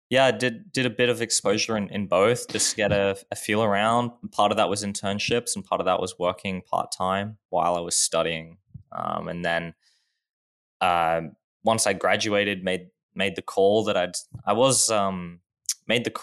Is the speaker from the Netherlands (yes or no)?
no; Australia; Sure. Um, I guess always been in Australia. It's a great place to live.